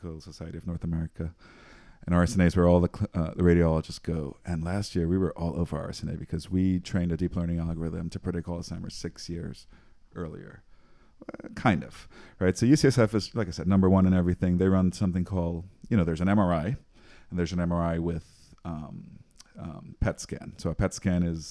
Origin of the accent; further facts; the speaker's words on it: Trinidad & Tobago; moved away; I'm from Trinidad, born and raised. Went to high school in Trinidad